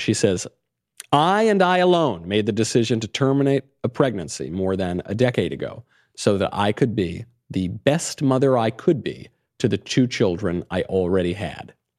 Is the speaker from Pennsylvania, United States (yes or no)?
no; New York, United States; moved away; I come from New York. I was in New York in the nineties.